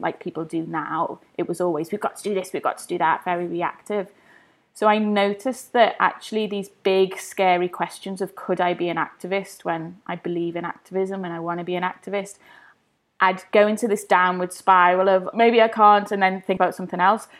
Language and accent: English; Liverpool, North West England, United Kingdom; now in London, United Kingdom; growing up in Everton with the hustle and bustle